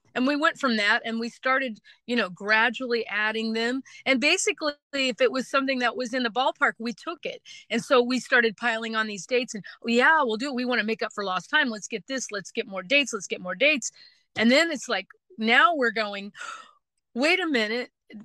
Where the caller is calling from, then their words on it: Nashville, Tennessee, United States; Well, I'm calling from Nashville, Tennessee today before we get aboard our Bluegrass Express and head back out on the road.